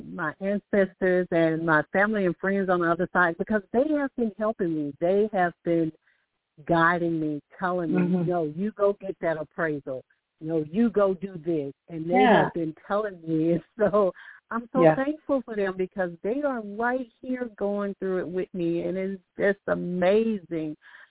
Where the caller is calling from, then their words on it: Alabama, United States; I'm calling from Alabama.